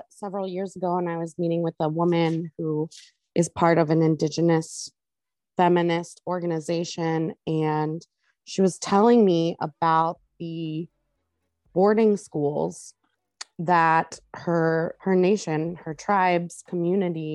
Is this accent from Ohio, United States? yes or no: yes; Youngstown, Ohio, United States; I grew up in Youngstown